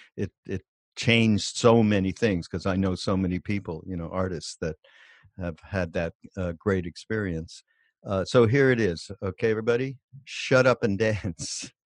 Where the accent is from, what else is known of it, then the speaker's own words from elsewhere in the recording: Montreal, Quebec, Canada; moved away; also born or lived in Los Angeles; I'm from Montreal